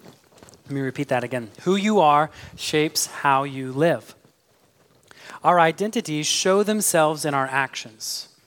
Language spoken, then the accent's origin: English; Midwest, United States; But because part of my identity is that I'm an American, I like my football with touchdowns and tackles. If I were an Englishman, I'd also probably have an accent. But I'm from the Midwest, where we are known for having the most neutral accent.